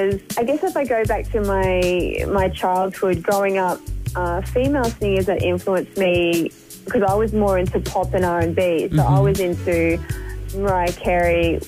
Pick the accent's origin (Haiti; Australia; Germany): Australia; Gold Coast, Queensland; I was born on the Gold Coast, and I've lived here, being raised by my family